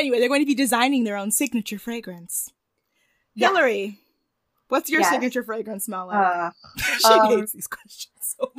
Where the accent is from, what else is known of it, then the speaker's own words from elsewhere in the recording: Michigan, United States; And I'm from Michigan.